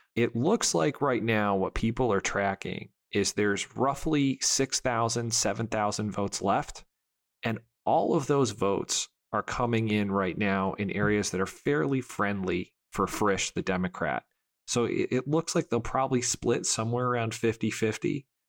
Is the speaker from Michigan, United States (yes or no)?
yes; Michigan, United States; my home state. Uh, Michigan